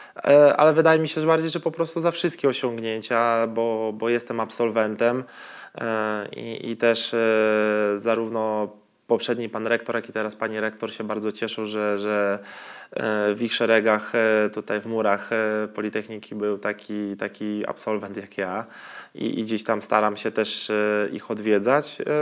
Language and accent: Polish; Białystok, Podlaskie Voivodeship, Poland; moved away; also born or lived in Poznań; u mnie w Białymstoku